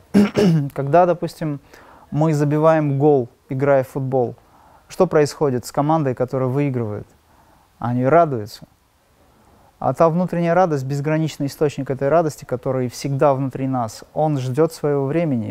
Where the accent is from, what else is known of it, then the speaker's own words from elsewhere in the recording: Makhachkala, Dagestan, Russia; я из Махачкалы, из Дагестана